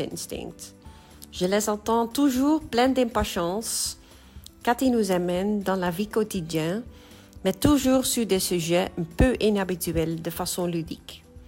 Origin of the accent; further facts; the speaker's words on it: Netherlands; French is a second language; je viens des Pays-Bas